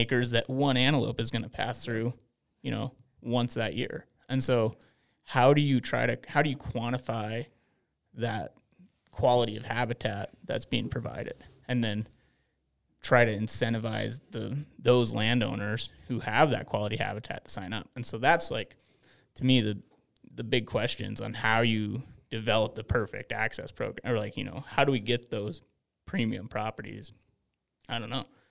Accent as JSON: {"language": "English", "region": "Montana", "country": "United States", "tie": "born or raised there", "said": "growing up in Montana"}